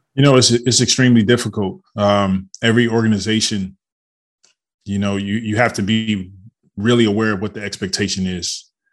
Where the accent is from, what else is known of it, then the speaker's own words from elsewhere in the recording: Detroit, Michigan, United States; I grew up in Detroit, Michigan.